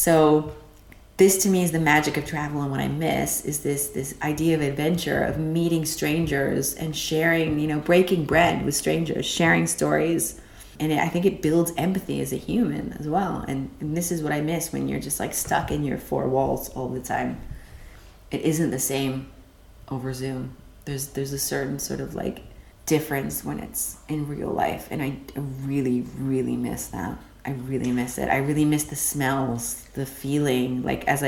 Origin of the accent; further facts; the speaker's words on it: Canada; moved away as an adult; also born or lived in Texas / London; now in Berlin, Germany; I am a Canadian that lives in Berlin